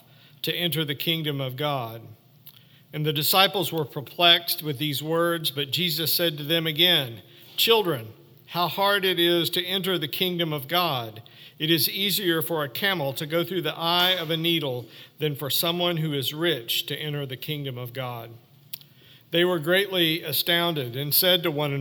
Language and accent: English; Ozark Mountains, Arkansas, United States; I grew up in the Ozark Mountains, camping and fishing and hiking a lot in my youth, mostly along the Buffalo River and the White River